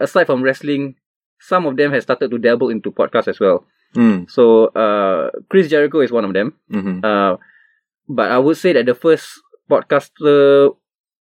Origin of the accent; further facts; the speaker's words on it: Singapore; as a Singaporean, the way we live our lives